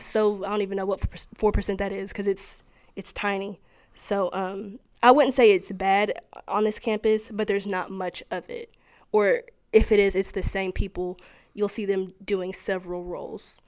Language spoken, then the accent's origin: English; Cleveland, Tennessee, United States; I'm from Cleveland, Tennessee